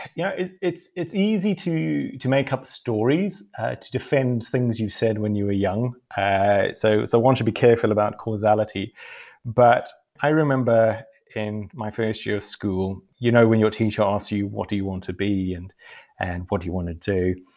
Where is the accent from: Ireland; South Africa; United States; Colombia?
South Africa; moved away as an adult; also born or lived in Costa Rica; now in United Kingdom; growing up in South Africa